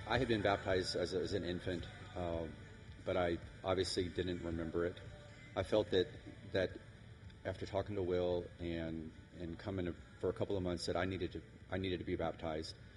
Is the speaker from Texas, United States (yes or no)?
yes; San Antonio, Texas, United States; we we're all from San Antonio here